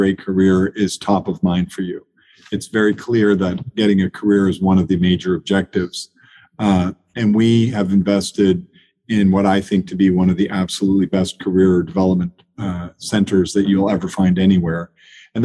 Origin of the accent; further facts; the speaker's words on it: Anchorage, Alaska, United States; also born or lived in Maine / Europe; now in Charlottesville, United States; I grew up in Anchorage, Alaska. I was born in rural Maine, as I mentioned, and then I lived 24 years in Europe and worked all over the world